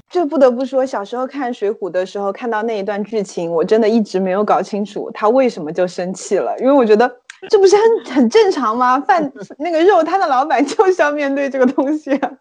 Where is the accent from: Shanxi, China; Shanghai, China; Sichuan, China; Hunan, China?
Sichuan, China; moved away; 在我的老家，也就是四川地区